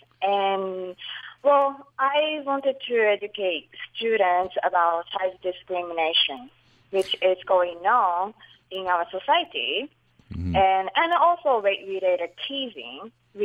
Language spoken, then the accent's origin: English; Japan; moved away; I grew up in Japan